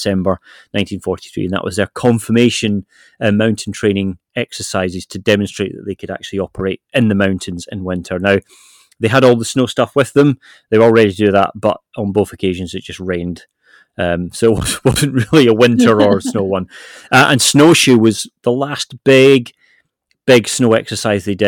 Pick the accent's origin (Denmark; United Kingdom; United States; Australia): United Kingdom; Isle of Arran, Scotland; moved away; I am actually from the Isle of Arran, so that's my link here